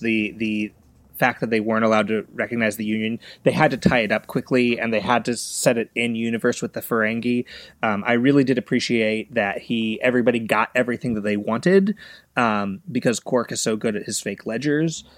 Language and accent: English; Los Angeles, California, United States; grew up in Los Angeles